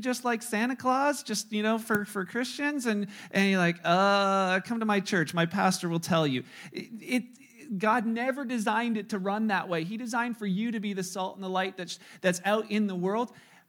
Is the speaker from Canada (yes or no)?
yes; Canada; with you know, being Canadian, where there's a freedom of religion and there's a freedom to be in this country